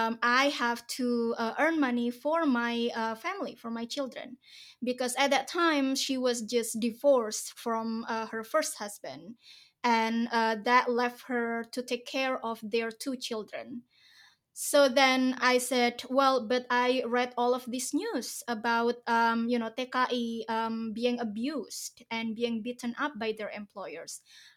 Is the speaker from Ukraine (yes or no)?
no; Indonesia; English is a second language; I come from a very religious family in Indonesia, so I grew up in Indonesian pesantren. I spent most of my youth time there